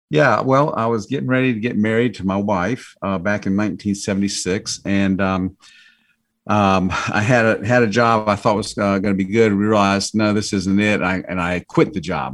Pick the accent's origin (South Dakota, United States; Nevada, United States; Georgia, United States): Georgia, United States; we're from Georgia